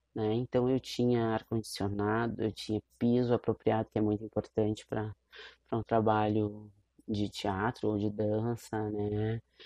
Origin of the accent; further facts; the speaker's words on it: Porto Alegre, Rio Grande do Sul, Brazil; uma pessoa como eu que saiu lá do Morro do Curral. Saiu nada, porque eu continuo lá, minha família está lá, eu estou lá, meus amigos, minhas amigas estão lá. Foi lá que eu estudei